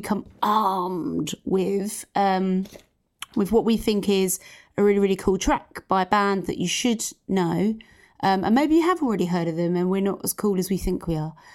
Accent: London, United Kingdom; we are from East London

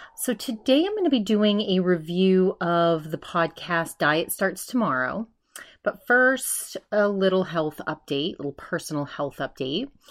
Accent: East Coast, United States; I'm from the East Coast

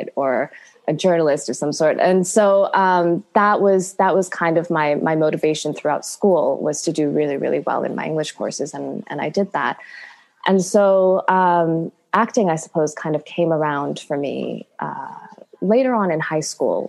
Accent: Toronto, Ontario, Canada; also born or lived in India; I grew up mostly in Toronto and a little bit in India. My family is from India

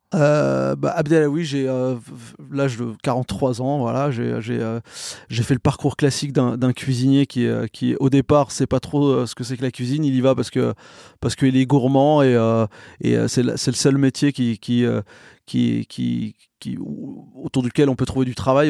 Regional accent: Saint-Germain-en-Laye, Île-de-France, France; born or raised there; also born or lived in Morocco / Garges-lès-Gonesse / Reims

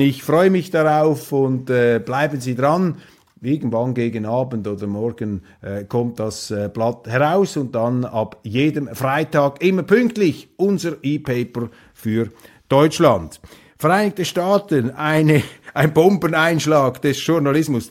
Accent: Switzerland; hier als Schweizer, äh, jenseits der Landesgrenze

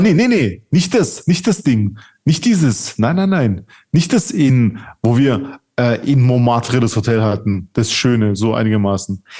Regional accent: Czechia; ich bin ja Tscheche

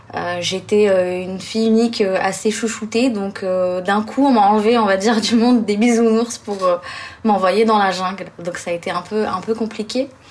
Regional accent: Blida, Blida Province, Algeria; moved away; ma ville natale plutôt, qui est une ville qui s'appelle Bida, euh, qui est à 40-50 km au sud

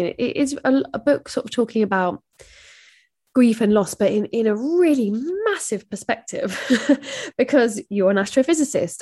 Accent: England, United Kingdom; as an English person

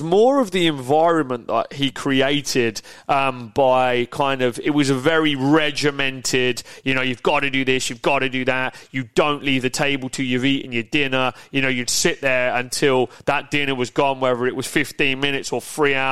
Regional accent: Peterborough, East of England, United Kingdom; I grew up in Yaxley, I grew up in Peterborough, nice village.

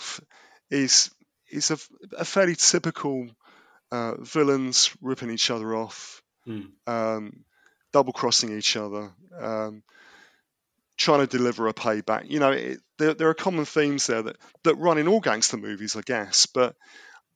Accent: London, United Kingdom; accent: Cockney; a Londoner born and bred

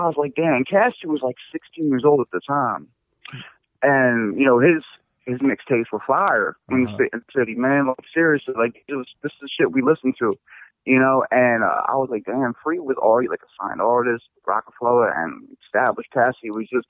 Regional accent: Philadelphia, Pennsylvania, United States; I'm from the Northeast, Oxford Circle.

